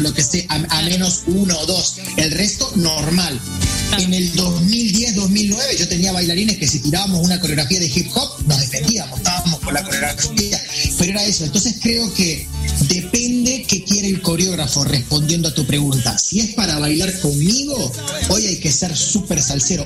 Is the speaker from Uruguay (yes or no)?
yes; Uruguay; Y yo, uruguayo